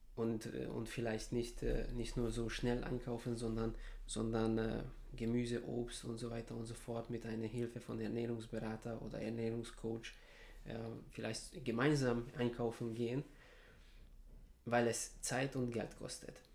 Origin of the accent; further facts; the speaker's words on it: Serbia; moved away as an adult; now in Heidelberg, Germany; Ich bin in Serbien geboren, dort aufgewachsen.